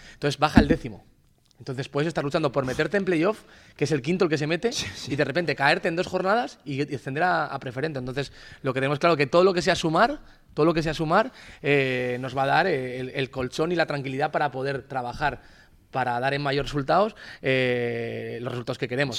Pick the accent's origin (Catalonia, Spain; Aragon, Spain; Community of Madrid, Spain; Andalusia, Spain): Aragon, Spain; Grañén; En mi pueblo, en Grañén